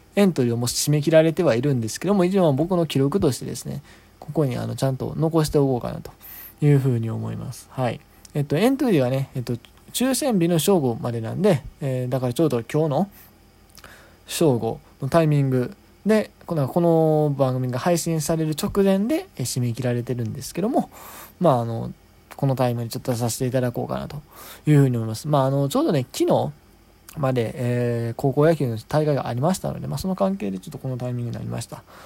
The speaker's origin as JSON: {"language": "Japanese", "region": "Wakayama", "country": "Japan", "tie": "born or raised there", "said": "僕の両親の出身地なんで僕の両親のっていうか、あの、うん、まあ僕自身も一応生まれが和歌山"}